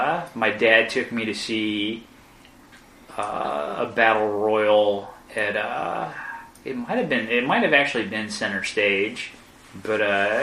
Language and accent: English; the South, United States; Growing up in the South, watching old NWA on Channel 17